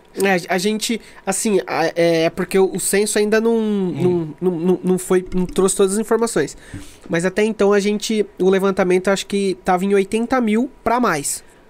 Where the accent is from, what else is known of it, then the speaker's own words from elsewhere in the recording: Brazil; nossa identidade como brasileiro